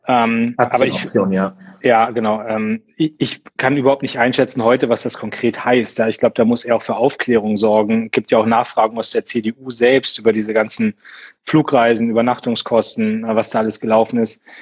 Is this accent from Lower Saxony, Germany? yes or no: yes; Munster, Lower Saxony, Germany; Also ich habe aus meiner Heimatstadt Munster, großer Bundeswehrstandort